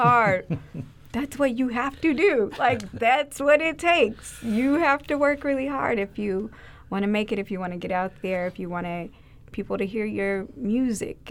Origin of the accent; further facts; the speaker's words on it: Cape Girardeau, Missouri, United States; now in St. Louis, United States; I'm from Cape Girardeau